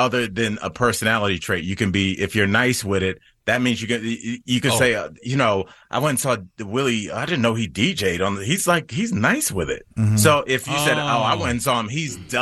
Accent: Ohio, United States; accent: Ohio; my Ohio accent

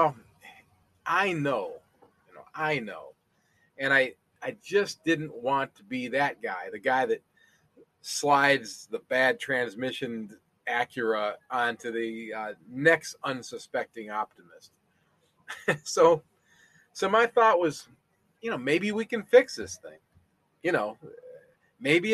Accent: Toledo, Ohio, United States; my hometown of Toledo, Ohio

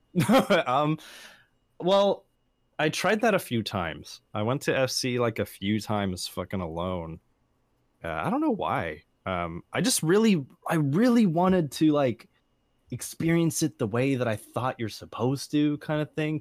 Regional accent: San Jose, California, United States; I grew up around San Jose

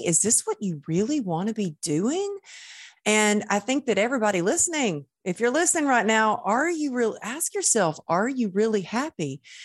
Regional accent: Texas, United States; moved away as an adult; also born or lived in Los Angeles; I was born in Texas

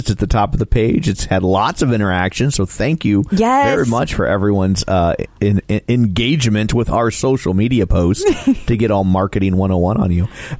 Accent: Ireland; Yeah, I'm such a big drinker. What, because I'm Irish?

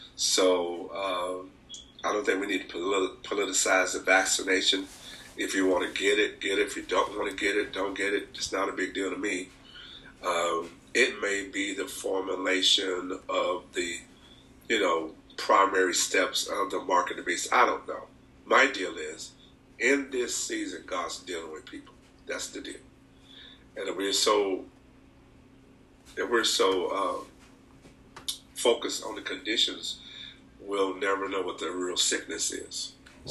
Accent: Anniston, Alabama, United States; moved away as an adult; now in Merced, United States; I'm from Anniston, Alabama, um, from a rural part of the town, and we were, we were actually not poor

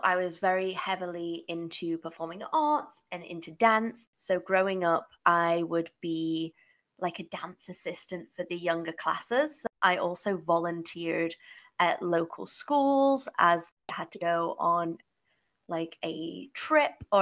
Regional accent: England, United Kingdom; moved away as an adult; also born or lived in United States; now in Toronto, Canada; I am originally from England

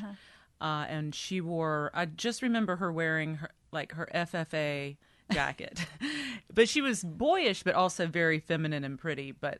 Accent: Deep Run, North Carolina, United States; I'm from Deep Run, North Carolina, which is in eastern North Carolina.

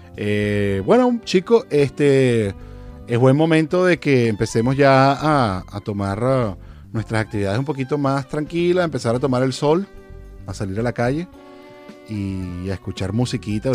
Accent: Venezuela; now in California, United States; como venezolano, la verdad es que tengo muchos amigos aquí en California

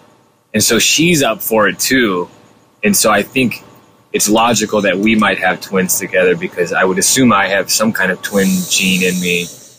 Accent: Whittier, California, United States; also born or lived in Orange County, California / Bay Area, California; I was born in Whittier. Whittier. And lived there for most of my preteen years. And then I moved to Orange County in middle school. And I was there until the end of high school. So 50-50, I'd say.

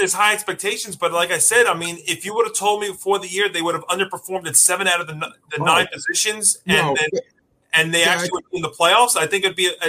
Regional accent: Elmont, New York, United States; my hometown of Elmont, New York, where I lived my first 25 years

